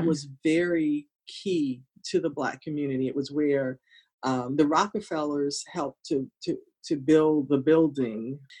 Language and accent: English; Hampton, Virginia, United States; I grew up in Hampton